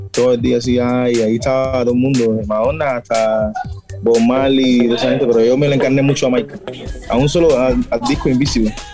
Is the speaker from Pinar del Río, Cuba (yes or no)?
yes; Pinar del Río, Cuba; yo se lo decía a la gente en mi barrio y en mi zona, como es campo, la gente lo que más, lo que más, lo que más se escuchaba era música mexicana.